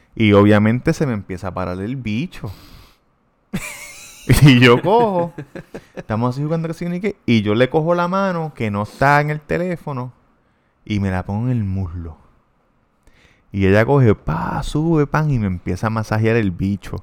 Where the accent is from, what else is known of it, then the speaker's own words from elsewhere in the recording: Puerto Rico; yo soy puertorriqueño